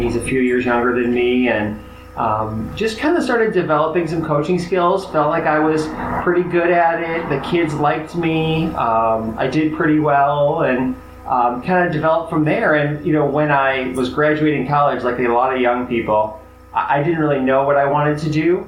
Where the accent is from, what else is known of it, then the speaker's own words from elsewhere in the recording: Chicago, Illinois, United States; I grew up in Chicago, so it was Big Ten country.